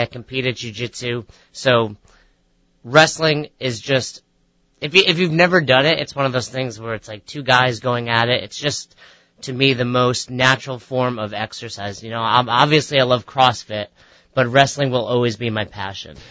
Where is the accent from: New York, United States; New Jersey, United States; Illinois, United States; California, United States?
New York, United States; Peekskill; now in Albany, United States; I grew up in Westchester, New York